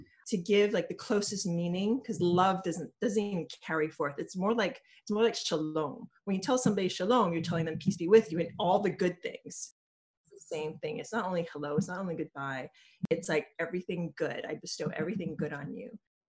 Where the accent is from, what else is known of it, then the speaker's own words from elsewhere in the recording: Hawaii, United States; also born or lived in New York; now in San Francisco, United States; I'm originally from Hawaii.